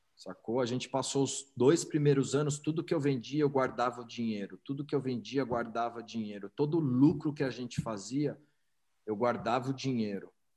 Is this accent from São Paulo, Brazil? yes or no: yes; São Paulo, Brazil; eu sou paulistano, nasci, nasci em São Paulo, é, cresci no Alto de Pinheiros